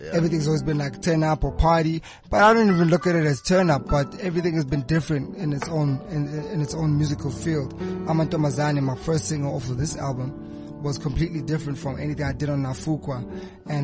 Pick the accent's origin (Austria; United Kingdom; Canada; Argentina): Austria; now in South Africa; I grew up in Austria